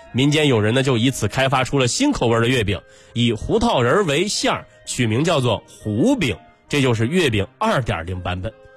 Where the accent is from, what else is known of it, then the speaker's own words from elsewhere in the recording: China; 我们中国人